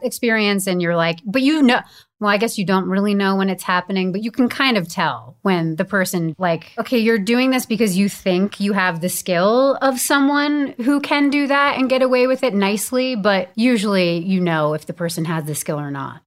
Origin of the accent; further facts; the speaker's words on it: Bedford, New York, United States; now in Los Angeles, United States; I was raised in Bedford, New York, and I love it there